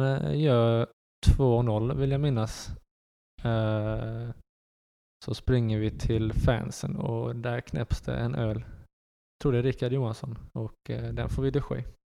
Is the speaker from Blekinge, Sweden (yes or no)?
yes; Karlskrona, Blekinge, Sweden; born or raised there; also born or lived in Netherlands / Västerås